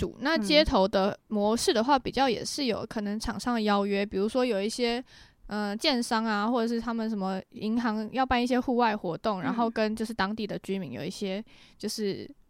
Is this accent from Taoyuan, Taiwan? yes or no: no; Tamsui, New Taipei, Taiwan; also born or lived in Netherlands; 我是从小就在淡水长大。